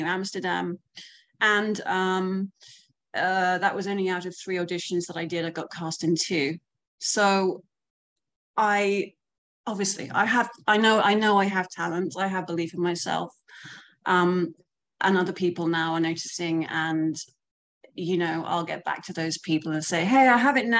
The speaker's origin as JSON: {"language": "English", "region": "London", "country": "United Kingdom", "tie": "born or raised there", "moved": "as an adult", "lives_now": "United States", "said": "I'm from London. I've been here for like 8.5 years on an O-1 visa."}